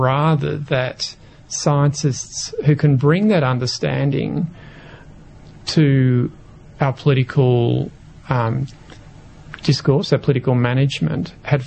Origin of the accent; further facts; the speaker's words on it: Victoria, Australia; I grew up in Victoria